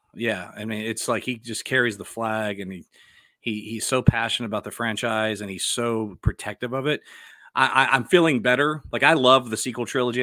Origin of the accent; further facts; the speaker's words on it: Dallas, Texas, United States; I'm from Dallas, and so, like, that was a big deal when I was growing up.